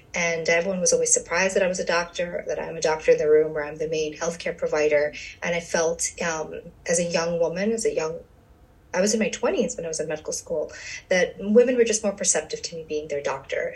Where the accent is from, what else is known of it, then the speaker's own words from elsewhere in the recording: New York City, New York, United States; moved away as an adult; also born or lived in USSR / Long Island, New York / Bronx, New York; now in New Jersey, United States; I am from uh, the USSR, and we came to the States when I was two, and I grew up in Brooklyn